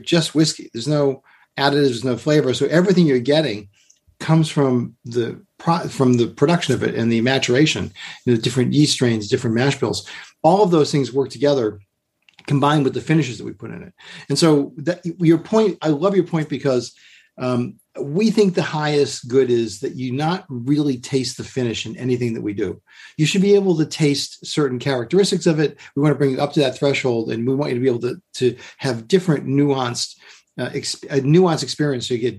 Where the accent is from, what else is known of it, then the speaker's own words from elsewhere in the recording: Massachusetts, United States; now in Kentucky, United States; I grew up in Massachusetts, and the beach was a big part of my childhood